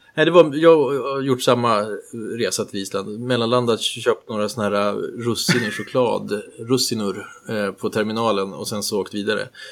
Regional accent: Sweden; som svensk

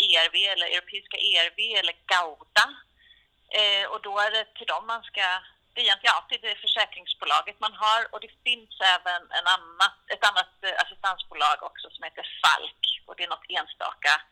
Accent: Sweden; jag är svensk.

